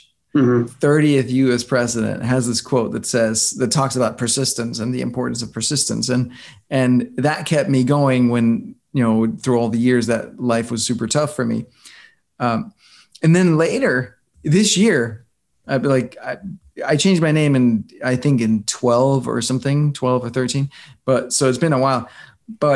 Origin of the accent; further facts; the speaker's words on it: Denmark; moved away as an adult; also born or lived in New York; I grew up in Denmark